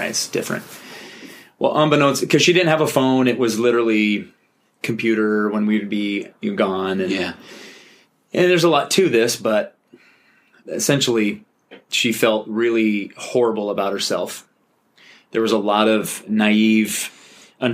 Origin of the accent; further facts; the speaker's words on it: Tacoma, Washington, United States; moved away as an adult; also born or lived in Rexburg, Idaho; I grew up in basically Tacoma, Washington.